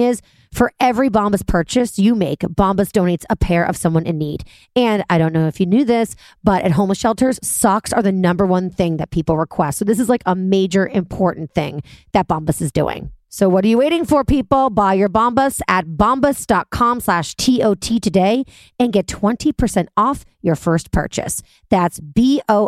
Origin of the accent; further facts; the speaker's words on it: New York City, New York, United States; I'm a New Yorker